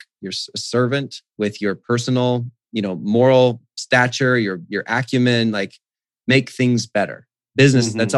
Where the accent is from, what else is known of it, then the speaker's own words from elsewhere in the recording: Whidbey Island, Washington, United States; now in Phoenix, United States; I was in the family bank, which was a mile from our house growing up on Whidbey Island